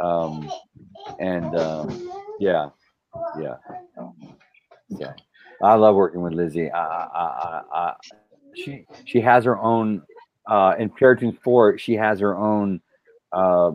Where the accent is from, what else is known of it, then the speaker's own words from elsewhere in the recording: South Texas, United States; growing up, I grew up in South Texas